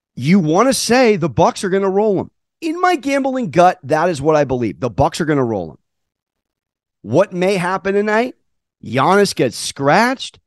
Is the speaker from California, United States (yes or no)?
yes; San Diego, California, United States; I'm from San Diego, but I do have three generations of New York in my family.